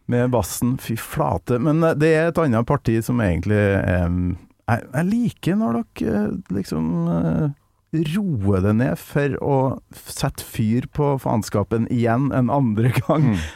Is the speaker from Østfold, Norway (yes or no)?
no; Kolvereid, Trøndelag, Norway; Kolvereid, da, der jeg mm. kommer ifra.